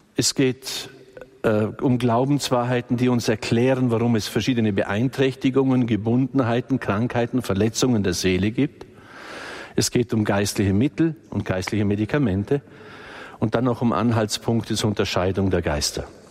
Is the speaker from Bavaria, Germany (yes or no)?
yes; Balderschwang, Bavaria, Germany; das war bei uns alles nicht so einfach im Balderschwang, weil wir im Außenbereich sind